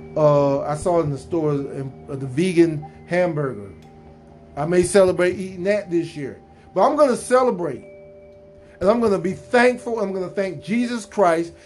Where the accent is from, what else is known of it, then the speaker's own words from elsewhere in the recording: United States; as an American